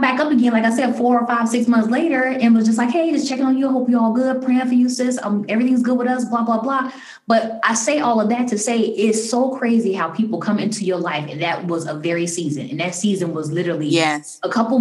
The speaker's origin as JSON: {"language": "English", "town": "Chicago", "region": "Illinois", "country": "United States", "tie": "born or raised there", "moved": "yes", "lives_now": "DMV area, United States", "said": "a friend that I grew up with in Chicago. We lived on the same block. We were young kids together in, you know, grade school"}